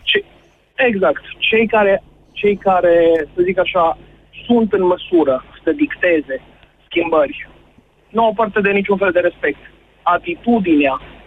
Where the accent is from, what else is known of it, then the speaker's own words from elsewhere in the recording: Drobeta-Turnu Severin, Mehedinți County, Romania; now in Timișoara, Romania; Eu sunt din Severin și fac Timișoara Severin foarte